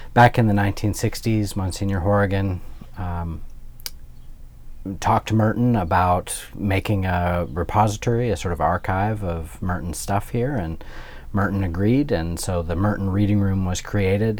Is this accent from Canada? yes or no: yes; Alberta, Canada; moved away as an adult; also born or lived in Ontario; now in Louisville, United States; I'm Canadian, I'm from Alberta